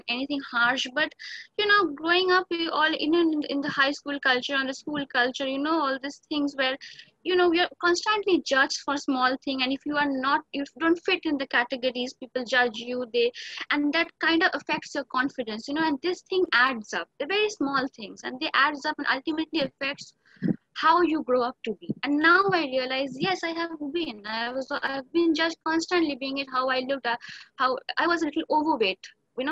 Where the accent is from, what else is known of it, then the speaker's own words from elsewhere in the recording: Eastern India, West Bengal, India; I'm from Eastern India, the state of West Bengal.